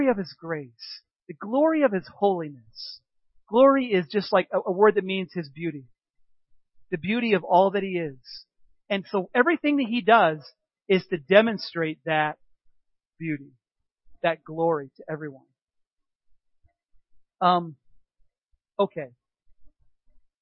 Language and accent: English; United States; I was raised in America